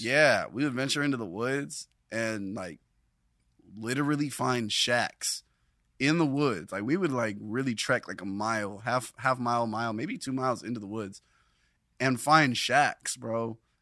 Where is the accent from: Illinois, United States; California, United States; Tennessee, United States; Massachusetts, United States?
California, United States; Carson; also born or lived in Long Beach, California / North Carolina; now in Los Angeles, United States; I was born in Long Beach, California, at Long Beach Memorial, and I lived there for a few years in the in the beginning, mm-hmm. and mm. then I was primarily raised in Carson